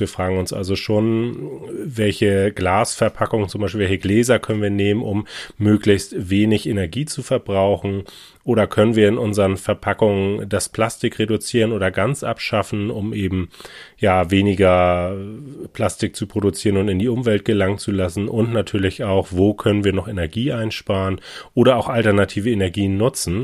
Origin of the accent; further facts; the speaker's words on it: Hamburg, Germany; bin ein Hamburger Eigengewächs, hier geboren, aufgewachsen